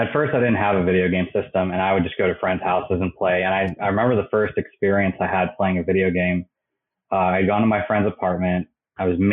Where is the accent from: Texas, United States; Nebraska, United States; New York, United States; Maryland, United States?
Maryland, United States; moved away as an adult; I grew up in Maryland